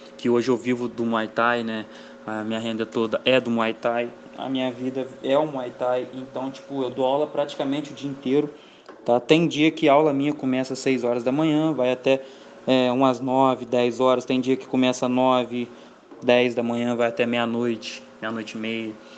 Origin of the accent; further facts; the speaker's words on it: Valença, Brazil; sou nascido criado aqui em Valença mesmo